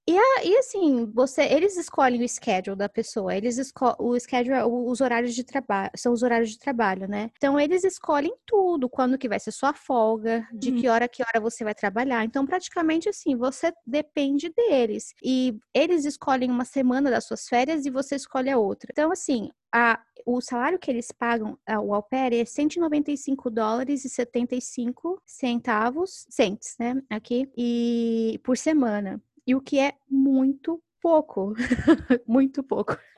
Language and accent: Portuguese; Brazil; moved away as an adult; a gente é brasileira